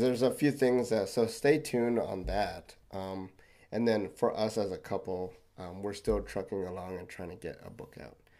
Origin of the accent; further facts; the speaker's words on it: Philippines; I'm Filipino